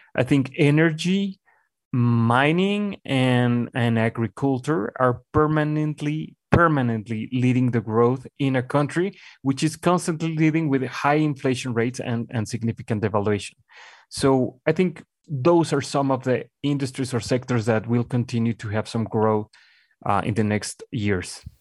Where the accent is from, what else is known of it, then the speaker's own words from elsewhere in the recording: Mexico; English is a second language; moved away as an adult; also born or lived in Colombia / Miami / Buenos Aires; returning to my home country